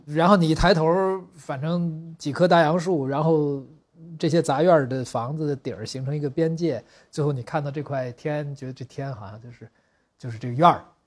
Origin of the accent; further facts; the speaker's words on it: Beijing, China; 北京的劈柴胡同